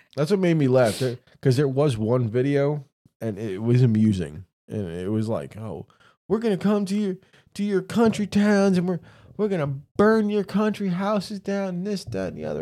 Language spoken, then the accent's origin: English; New York City, New York, United States; I was born and raised in New York City